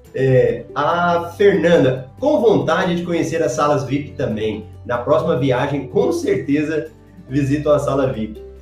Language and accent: Portuguese; Goiânia, Goiás, Brazil; Eu sou de Goiânia